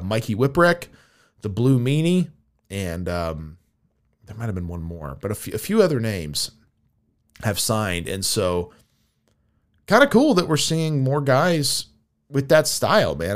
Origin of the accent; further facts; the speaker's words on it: United States; I was another American on the tour